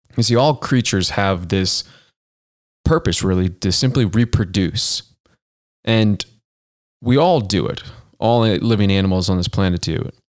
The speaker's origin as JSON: {"language": "English", "town": "Boston", "region": "Massachusetts", "country": "United States", "tie": "born or raised there", "moved": "yes", "lives_now": "Denver, United States", "said": "I grew up in the Boston area"}